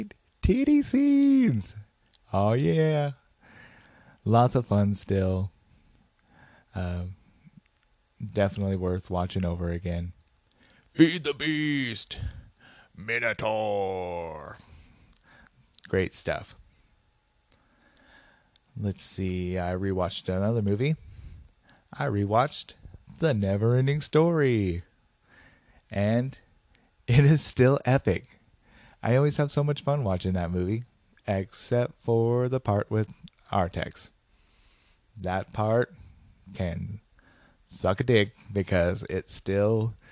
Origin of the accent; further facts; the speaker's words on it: Portland, United States; my hometown of Portland